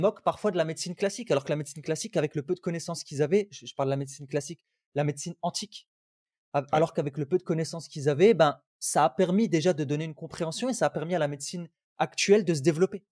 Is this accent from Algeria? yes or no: yes; Algeria; Je viens mmh d'Algérie.